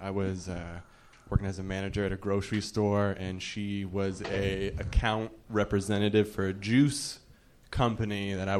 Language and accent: English; Virginia, United States; also born or lived in Brooklyn; now in Philadelphia, United States; I'm from Virginia.